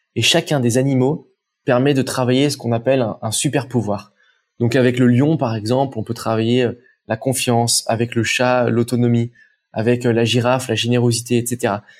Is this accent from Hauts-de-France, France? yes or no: no; Saint-Étienne, Auvergne-Rhône-Alpes, France; moved away as an adult; now in Aix-en-Provence, France; je, viens de saint etienne J'ai atterri à Aix-en-Provence